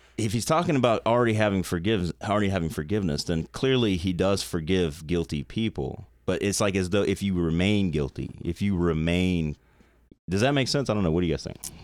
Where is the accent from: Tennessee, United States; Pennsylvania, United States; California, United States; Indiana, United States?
Tennessee, United States; Nashville; when I was, like, four or five years old growing up in Nashville, I was in Nashville